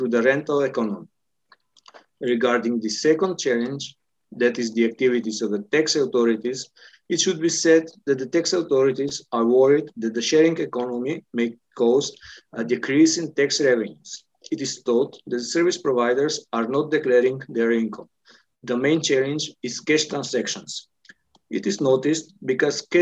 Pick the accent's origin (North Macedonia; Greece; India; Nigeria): North Macedonia; Skopje; from Skopje, North Macedonia